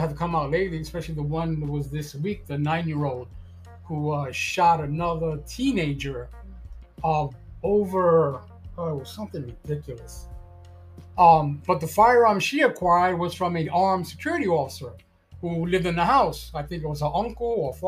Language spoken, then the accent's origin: English; New York City, New York, United States; moved away as an adult; also born or lived in Florida; Born and raised in Brooklyn, New York